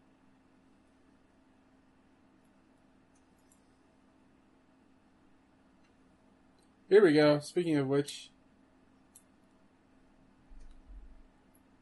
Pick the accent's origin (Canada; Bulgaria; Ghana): Canada; I'm a Canadian